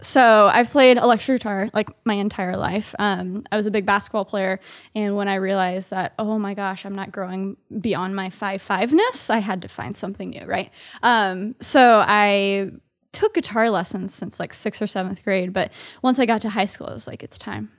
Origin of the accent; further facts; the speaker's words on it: Dallas, Texas, United States; moved away as an adult; now in New York City, United States; I grew up in Dallas, Texas, so I'm a Southerner living here in New York City.